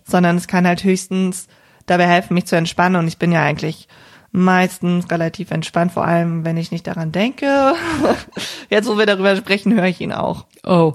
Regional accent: Cologne, North Rhine-Westphalia, Germany; ich komme ja hier aus der Region Köln

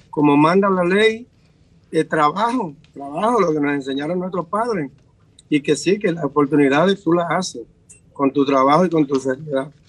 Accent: Dominican Republic; now in United States; los dominicanos eh, que venimos de allá

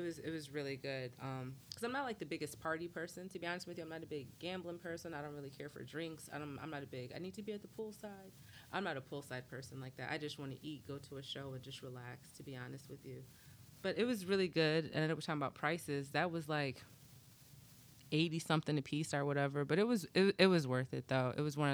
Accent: Midwest, United States; we're from the Midwest

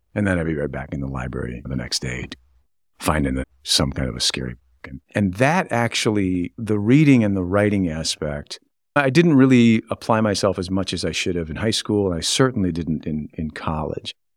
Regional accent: Grayling, Michigan, United States; also born or lived in Pontiac, Michigan / Waterford Township, Michigan; I was born in Pontiac. I grew up in Waterford Township until my fourth grade year of school and moved to Grayling

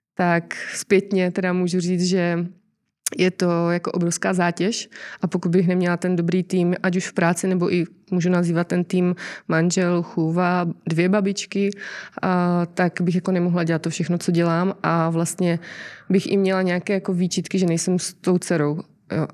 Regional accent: Czechia; jako Češi

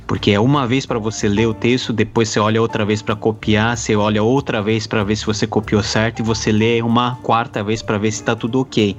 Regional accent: Brazil; Sou brasileiro.

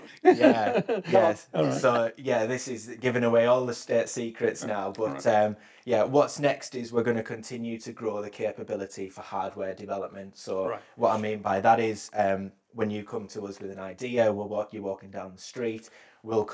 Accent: West Cumbria, North West England, United Kingdom; I am West Cumbrian. I'm born and bred in West Cumbria

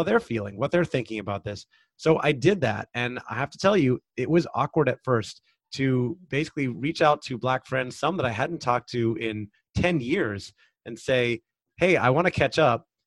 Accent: United States; I have lived a very privileged life as a white man growing up in America

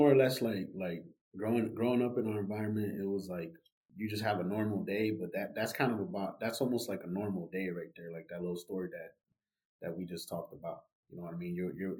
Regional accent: Milwaukee, Wisconsin, United States; I'm from Milwaukee, I grew up in that neighborhood

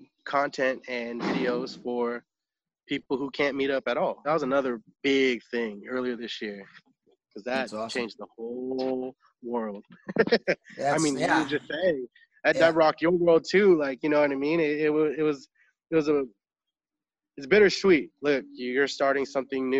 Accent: Sacramento, California, United States; moved away as an adult; now in Los Angeles, United States; I come from Sacramento, and I was doing pretty well in Sacramento as a dancer

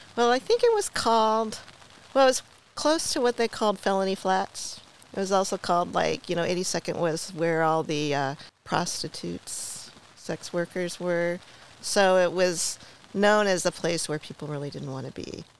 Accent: Portland, Oregon, United States; I was born in Oregon, in Portland

